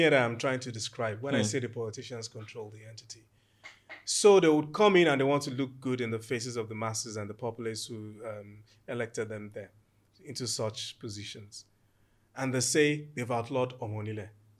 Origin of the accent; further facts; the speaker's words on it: Ijebu Ode, Ogun State, Nigeria; So I'm from Ejebu Ode and I'm from one of the four royal families who actually ascend to the throne to become the Awujale.